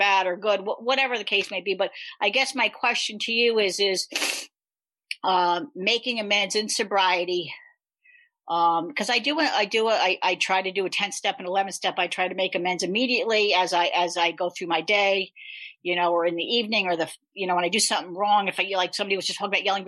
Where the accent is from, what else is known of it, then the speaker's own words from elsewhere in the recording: New York, United States; I'm from New York.